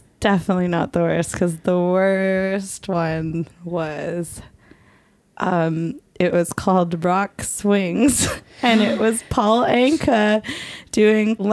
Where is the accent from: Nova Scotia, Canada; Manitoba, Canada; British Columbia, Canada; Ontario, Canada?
British Columbia, Canada; Coquitlam; Juno's got a lot of scenes from my hometown and the mall.